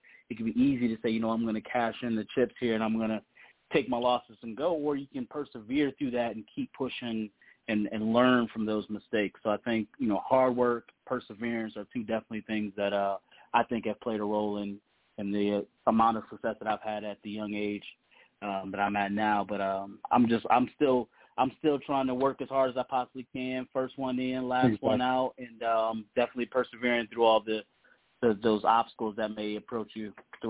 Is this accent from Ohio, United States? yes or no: yes; Columbus, Ohio, United States; Unfortunately, I'm from Columbus, Ohio. I'm not a Buckeye. I'm a Wolverine, which has been very, very, very tough to stomach and swallow here in Columbus